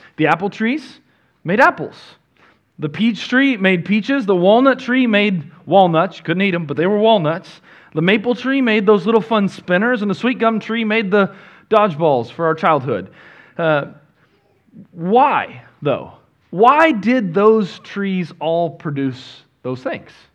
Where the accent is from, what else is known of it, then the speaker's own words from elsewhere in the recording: Northwest Arkansas, United States; now in Texas, United States; I grew up in Northwest Arkansas